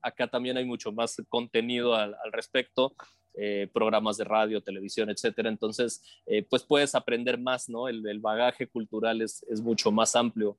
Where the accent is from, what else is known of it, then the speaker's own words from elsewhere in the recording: Matamoros, Tamaulipas, Mexico; now in Mexico City, Mexico; yo soy de Matamoros, Tamaulipas y me vine a la Ciudad de México buscando desarrollarme dentro de los medios de comunicación